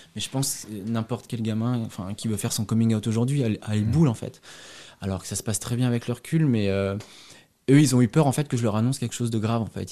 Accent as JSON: {"language": "French", "area": "near Azay-le-Rideau", "region": "Centre-Val de Loire", "country": "France", "tie": "born or raised there", "also_born_or_lived": "Paris, France", "moved": "as an adult", "lives_now": "Berlin, Germany", "said": "viens de Mont, il y a 6000 habitants"}